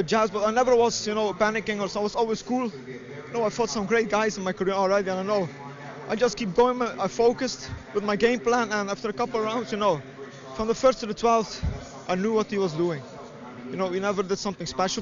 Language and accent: English; Genk, Flanders, Belgium; I come from Belgium.